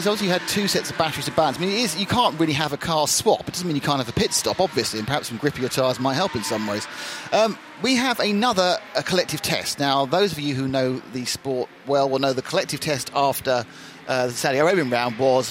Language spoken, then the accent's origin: English; Kent, South East England, United Kingdom; I'm from Kent